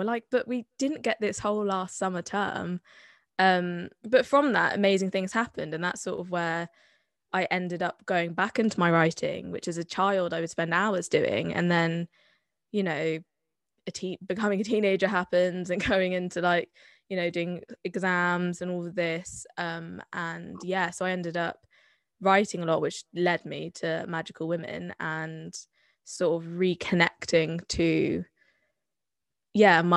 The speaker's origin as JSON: {"language": "English", "town": "Bath", "region": "South West England", "country": "United Kingdom", "accent": "Somerset", "said": "I'm from Bath. I'm from Somerset. I didn't really adopt the Somerset accent until much later in life, but I wear it with pride."}